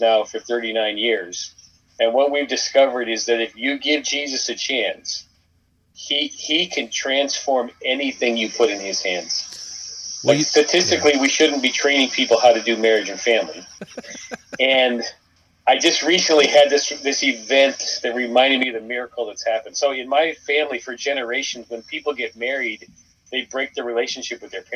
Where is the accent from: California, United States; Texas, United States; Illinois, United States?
California, United States; Thousand Oaks; In Thousand Oaks, California